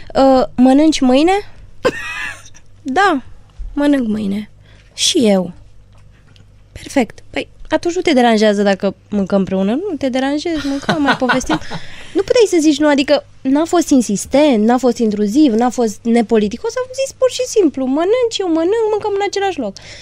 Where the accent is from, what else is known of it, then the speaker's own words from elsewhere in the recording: Transylvania, Romania; sunt din Ardeal